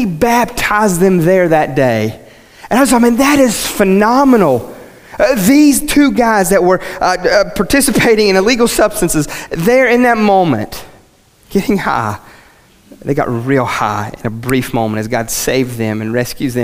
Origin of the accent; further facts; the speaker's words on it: West Virginia, United States; first language English; I'm from West Virginia